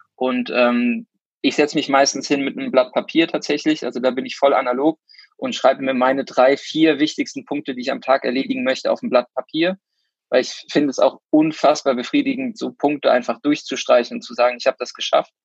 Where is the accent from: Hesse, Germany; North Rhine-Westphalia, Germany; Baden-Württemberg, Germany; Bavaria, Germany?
North Rhine-Westphalia, Germany; Cologne; komme aus Köln